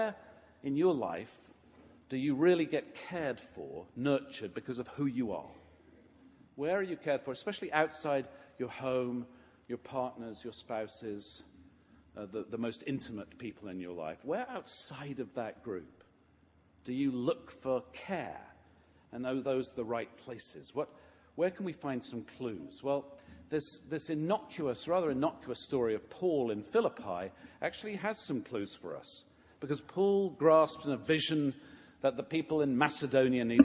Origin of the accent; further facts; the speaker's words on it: England, United Kingdom; moved away; growing up in England, I attended a parish in the village where I sang in the choir